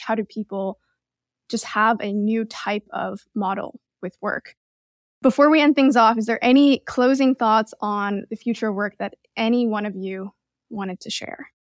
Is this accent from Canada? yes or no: yes; Canada; now in United States; I'm Canadian